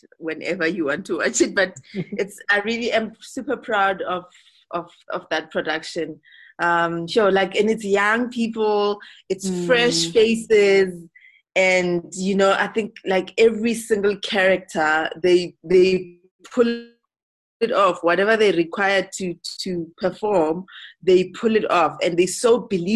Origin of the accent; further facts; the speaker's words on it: South Africa; I'm from South Africa